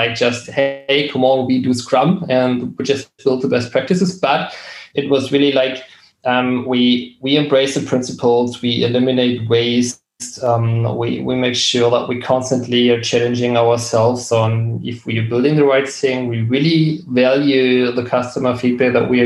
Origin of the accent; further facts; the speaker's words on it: Berlin, Germany; I was born and raised in Berlin